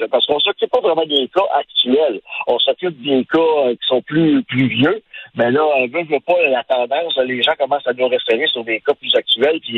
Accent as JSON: {"language": "French", "town": "Sherbrooke", "region": "Quebec", "country": "Canada", "said": "Moi, je viens de Sherbrooke"}